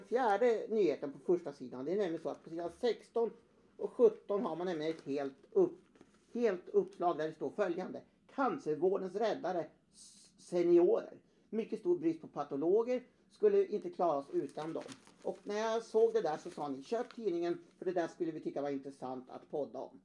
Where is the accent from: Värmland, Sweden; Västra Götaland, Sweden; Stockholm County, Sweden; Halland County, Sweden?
Värmland, Sweden; som gammal värmlänning